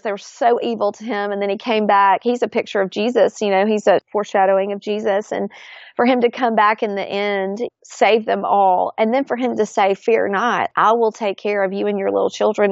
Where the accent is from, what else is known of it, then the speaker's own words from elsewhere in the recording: Florence, Alabama, United States; grew up, born and raised in Florence, Alabama, and had just an idyllic childhood